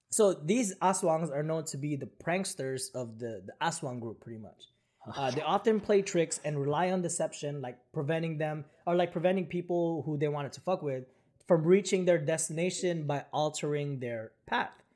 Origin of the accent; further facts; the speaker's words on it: Philippines; moved away; when I was growing up in the Philippines